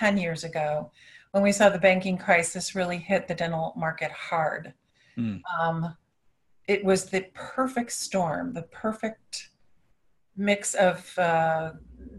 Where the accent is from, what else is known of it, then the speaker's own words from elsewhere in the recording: outside of Cleveland, Ohio, United States; moved away; also born or lived in Tampa, Florida; I did grow up in an area outside of Cleveland, Ohio, and I just decided to move back to where my family was